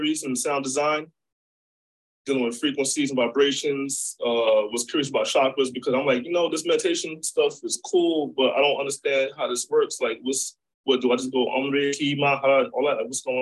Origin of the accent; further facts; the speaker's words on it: New York City, New York, United States; I'm from Brooklyn, from New York